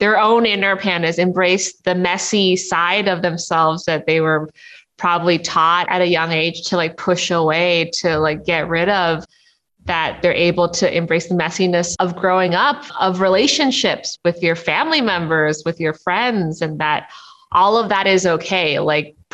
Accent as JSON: {"language": "English", "town": "Toronto", "region": "Ontario", "country": "Canada", "tie": "born or raised there", "said": "Any opportunity I can get to give a shout out to my hometown, I gladly take. I just love Toronto"}